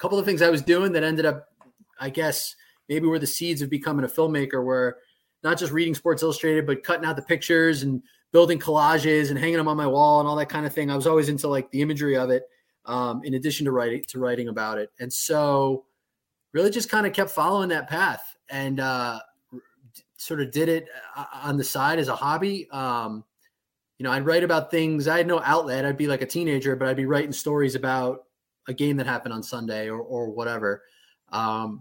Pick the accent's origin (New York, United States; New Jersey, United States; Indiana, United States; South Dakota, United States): New York, United States; Guilderland; I grew up in Guilderland.